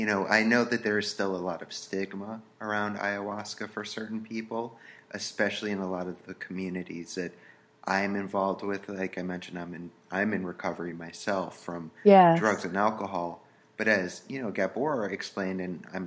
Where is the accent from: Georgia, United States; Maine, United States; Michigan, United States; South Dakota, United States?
Maine, United States; Damariscotta; moved away; I'm actually from Maine